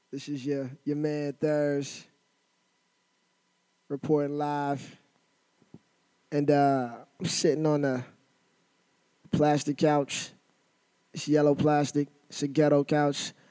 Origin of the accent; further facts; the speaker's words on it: Inglewood, California, United States; The first one I threw in Inglewood, my hometown.